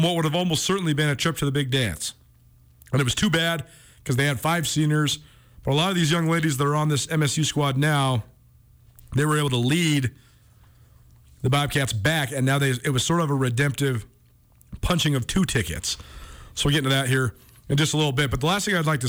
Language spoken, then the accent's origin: English; Missoula, Montana, United States; When I was a kid growing up in Missoula, all the way through when I was a college student here at the University of Montana